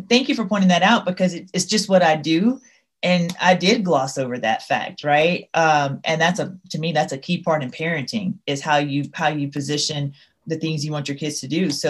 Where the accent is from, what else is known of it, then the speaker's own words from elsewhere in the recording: Louisiana, United States; I'm from Louisiana. So you may not be able to hear it in my voice, but there will be terms that I use that will definitely convince you that, yep, she's from the Bayou.